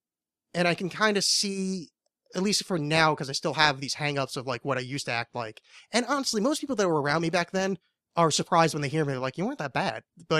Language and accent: English; New Orleans, Louisiana, United States; I'm from New Orleans.